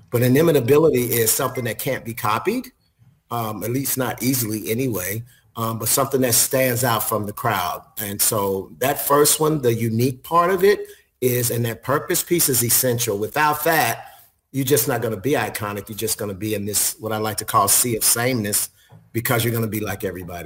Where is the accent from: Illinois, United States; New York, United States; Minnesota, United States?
Illinois, United States; Chicago; moved away as an adult; also born or lived in Memphis, Tennessee; I'm originally from Chicago, so that was actually where I got my first hotel job.